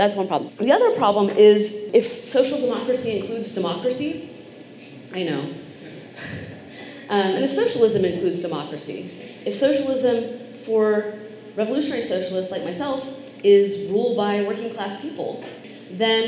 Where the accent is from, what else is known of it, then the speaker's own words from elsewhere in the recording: United States; moved away; also born or lived in Texas / New York; I grew up in Texas and I grew up in New York